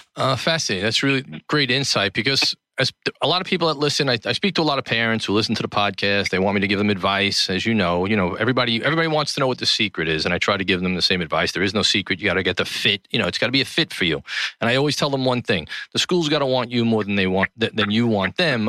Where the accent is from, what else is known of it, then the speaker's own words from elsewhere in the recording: New York City, New York, United States; the Gotham Podcast Studio in the heart of New York City, downtown Tribeca, my hometown